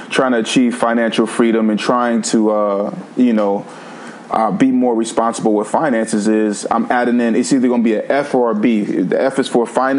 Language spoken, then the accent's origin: English; Vallejo, California, United States; we were moving to Vallejo, which is where I grew up in California, primarily from the age of 5 until 18